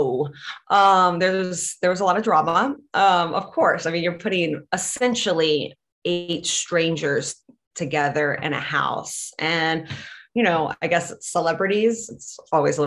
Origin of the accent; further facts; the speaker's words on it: Latvia; English is a second language; moved away; I grew up in Latvia